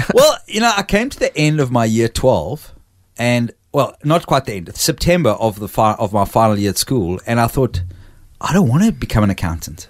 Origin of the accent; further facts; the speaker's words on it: Port Elizabeth, Eastern Cape, South Africa; now in Australia; I was born in a town called Port Elizabeth